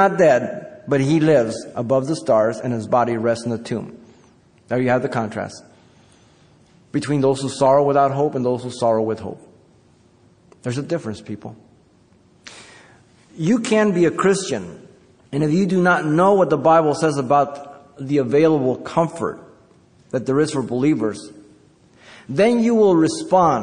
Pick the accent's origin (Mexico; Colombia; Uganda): Mexico; Mexico City; moved away; I was born in Mexico City